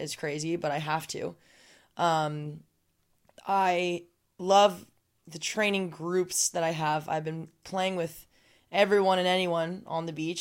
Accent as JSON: {"language": "English", "region": "Southern California", "country": "United States", "also_born_or_lived": "San Diego", "said": "I'm from Southern California, but I was commuting from San Diego"}